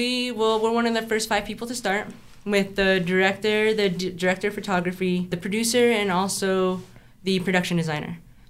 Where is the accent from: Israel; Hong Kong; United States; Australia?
United States; Santa Fe, New Mexico; I'm born and raised in Santa Fe.